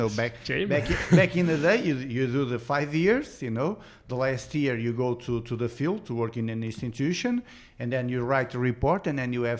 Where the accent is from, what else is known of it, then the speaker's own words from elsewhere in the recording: Montalegre, Norte, Portugal; also born or lived in Aveiro; I was born in Aveiro because my father was in the military. So I was in Aveiro for 2 years. After 2 years, my father went to the reserve. So we went back to Montalegre, and I stayed in Montalegre till I was 15 years old.